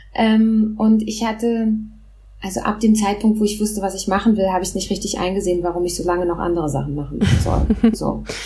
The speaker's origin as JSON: {"language": "German", "region": "Berlin", "country": "Germany", "tie": "born or raised there", "also_born_or_lived": "Moscow, Russia", "first_language": "Russian", "second_language": "German", "said": "ich bin in Berlin geboren."}